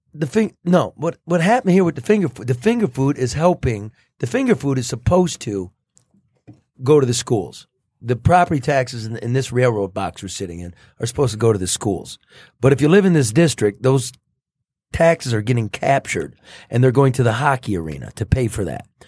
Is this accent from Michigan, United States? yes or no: yes; Detroit area, Michigan, United States; Not in my hometown